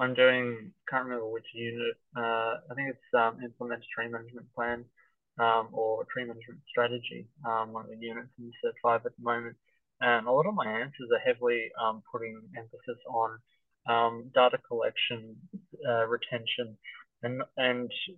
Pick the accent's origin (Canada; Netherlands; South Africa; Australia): Australia; Hoppers Crossing, Victoria; I grew up in Hoppers Crossing out in the west where there are very few trees.